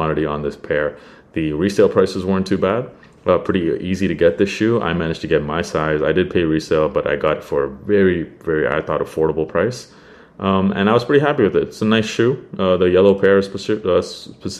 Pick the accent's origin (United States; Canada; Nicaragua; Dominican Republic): Canada; I am not American and we don't have that in Canada.